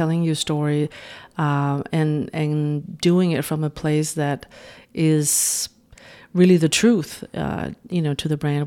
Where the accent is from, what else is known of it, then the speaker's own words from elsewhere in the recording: Denmark; moved away as an adult; now in New York, United States; I'm originally from Denmark, but having lived in New York the past twenty years